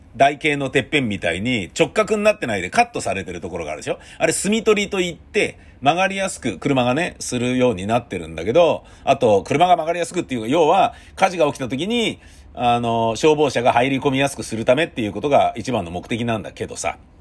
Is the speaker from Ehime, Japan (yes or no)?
no; Tokyo, Japan; 東京人としてもね。